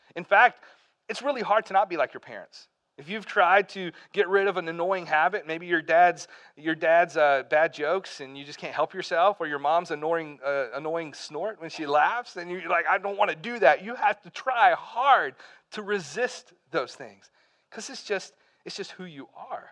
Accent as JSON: {"language": "English", "town": "Pell City", "region": "Alabama", "country": "United States", "tie": "born or raised there", "also_born_or_lived": "Birmingham, Alabama / North Carolina", "moved": "as an adult", "said": "I grew up in Alabama. I uh, lived there until I was 18 years old."}